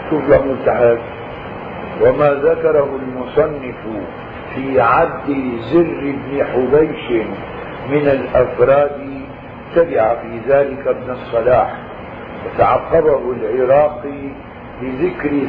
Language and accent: Arabic; Syria; نحن عندنا بالشام مشهور بالنكت يجيبوها عن جحا